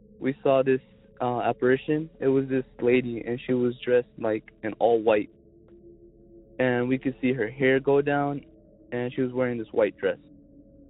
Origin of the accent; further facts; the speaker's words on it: Zebulon, North Carolina, United States; I'm from Zebulon, North Carolina.